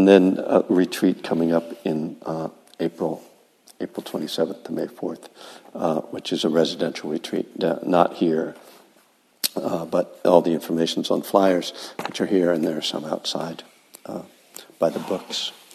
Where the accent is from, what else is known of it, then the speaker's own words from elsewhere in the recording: East Coast, United States; now in California, United States; I'm from the East Coast